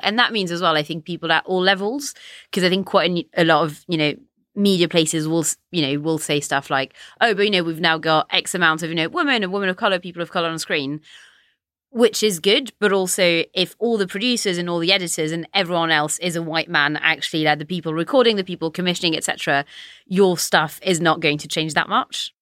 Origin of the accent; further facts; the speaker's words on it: France; now in United Kingdom; I'm French, I grew up in France